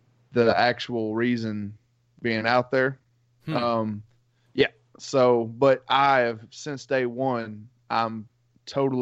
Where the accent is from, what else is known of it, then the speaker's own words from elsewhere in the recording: Macon County, Tennessee, United States; I'm Macon County, Tennessee, so it's northern middle Tennessee